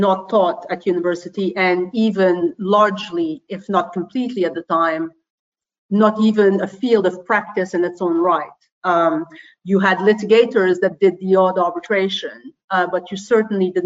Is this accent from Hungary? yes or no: no; Montreal, Quebec, Canada; first language French; English is a second language; moved away as an adult; also born or lived in Paris; now in London, United Kingdom; I am Canadian. I'm originally from Montreal. I am based in London.